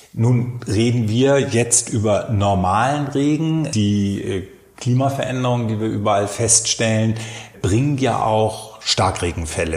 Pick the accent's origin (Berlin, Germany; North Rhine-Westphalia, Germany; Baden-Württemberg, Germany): Berlin, Germany; Ich komme aus Frohnau, da kennen wir diese Teiche